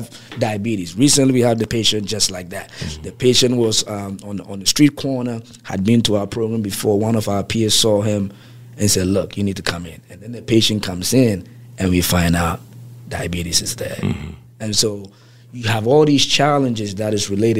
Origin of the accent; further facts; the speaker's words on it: Ghana; now in Baltimore, United States; I'm from West Africa by as far as native next West African, Ghana, to be specific